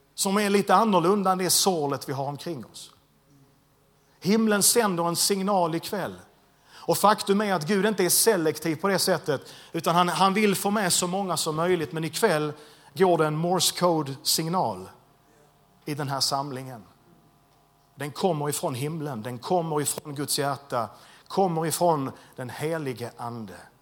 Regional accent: Landskrona, Skåne, Sweden; jag är född och uppvuxen i Landskrona

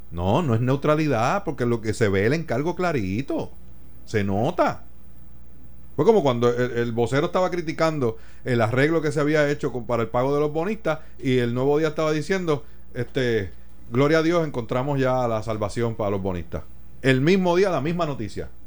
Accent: Puerto Rico

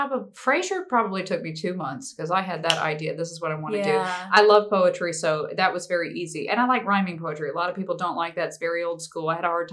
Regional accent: Biloxi, Mississippi, United States; also born or lived in Boston, Massachusetts; now in Spanish Fort, United States; Biloxi, Mississippi. That's my hometown

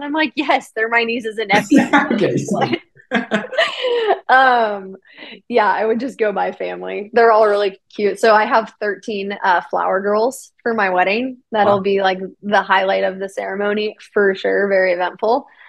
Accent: Kentucky, United States; I grew up in Kentucky and I have a huge family.

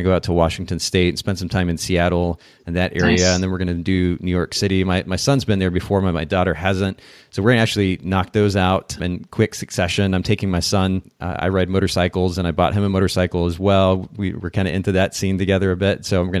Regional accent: Japan; I grew up in Japan actually. So being in a different country also lent a different perspective

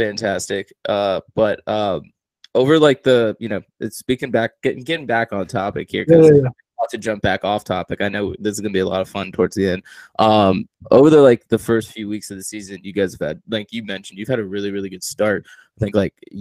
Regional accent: Loudoun County, Virginia, United States; I'm outside of DC in Loudoun County, Virginia

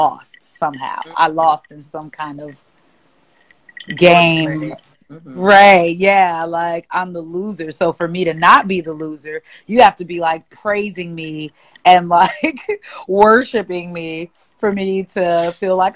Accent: Milwaukee, Wisconsin, United States; now in Atlanta, United States; I am from Milwaukee, Wisconsin, Milltown, and I currently live in Atlanta, the ATL

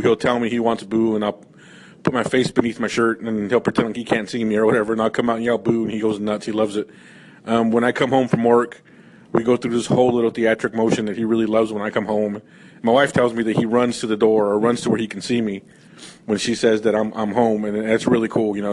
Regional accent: California, United States; I grew up in California

